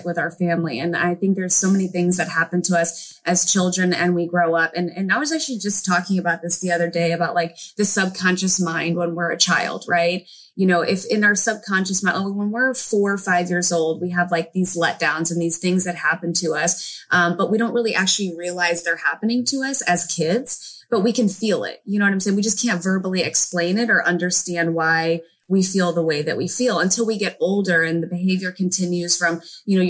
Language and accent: English; St. Louis, Missouri, United States; moved away as an adult; also born or lived in Hawaii; now in California, United States; most of my upbringing was in St. Louis, Missouri